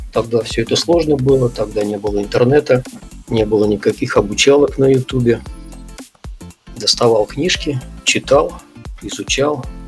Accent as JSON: {"language": "Russian", "town": "Belebey", "region": "Bashkortostan", "country": "Russia", "tie": "born or raised there", "also_born_or_lived": "Kazakhstan", "said": "первые мои воспоминания это вот с того города, вот, в котором я сейчас живу, это город Белебей"}